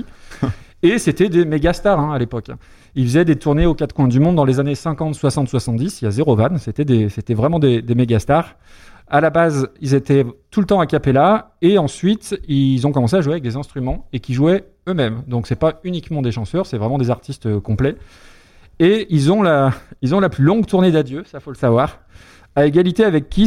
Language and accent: French; Lyon, Auvergne-Rhône-Alpes, France; Je suis lyonnais.